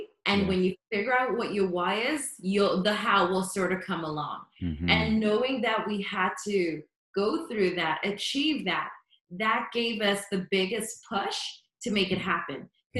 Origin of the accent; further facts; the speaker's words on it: Canada; We're Canadian, so our kids are not going to understand that they've got to retire us.